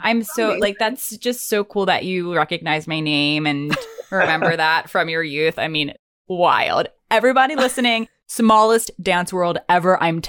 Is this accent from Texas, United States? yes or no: no; south of Lancaster, Pennsylvania, United States; moved away as an adult; now in New York, United States; I grew up not far from Lancaster, about 45 minutes south of it, like on the border of Maryland, Pennsylvania border.